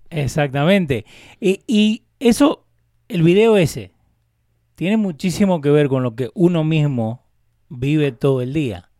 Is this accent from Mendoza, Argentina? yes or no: yes; Maipú, Mendoza, Argentina; moved away; Yo soy de Maipú, Mendoza, República Argentina. No soy de Buenos Aires.